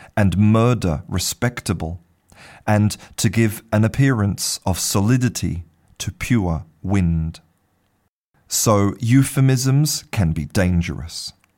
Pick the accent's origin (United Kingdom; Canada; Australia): Australia; I was born in Australia